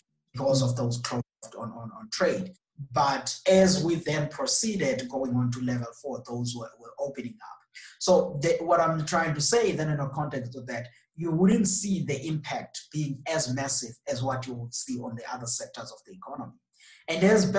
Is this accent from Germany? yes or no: no; South Africa; as a South African